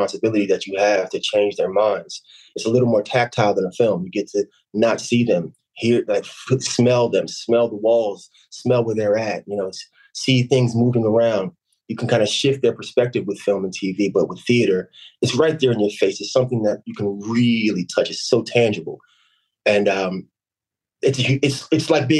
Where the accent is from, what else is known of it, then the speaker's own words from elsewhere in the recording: Camden, New Jersey, United States; I'm from Camden, New Jersey